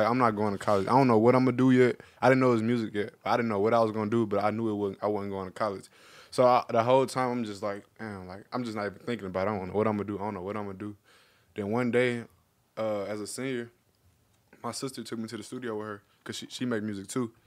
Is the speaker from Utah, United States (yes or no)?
no; Memphis, Tennessee, United States; moved away as an adult; growing up in Memphis